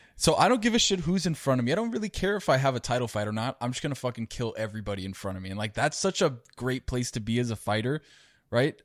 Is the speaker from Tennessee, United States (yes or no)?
no; Miami, Florida, United States; I live in Miami and been born and raised in Miami